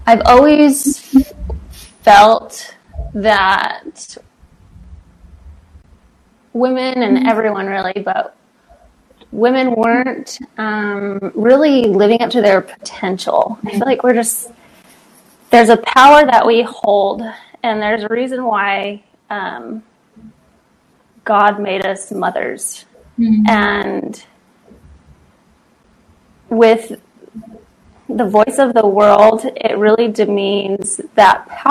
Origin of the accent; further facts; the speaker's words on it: Pittsburgh, Pennsylvania, United States; moved away as an adult; also born or lived in Idaho; Born and raised in Pittsburgh, Pennsylvania, so I'm like a little East Coaster